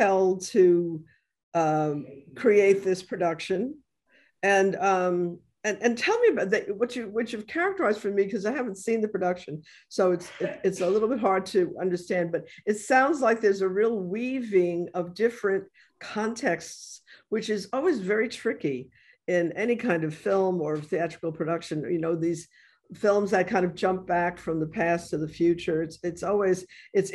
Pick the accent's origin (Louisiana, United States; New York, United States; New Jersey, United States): New York, United States; New York City; born or raised there; now in New Orleans, United States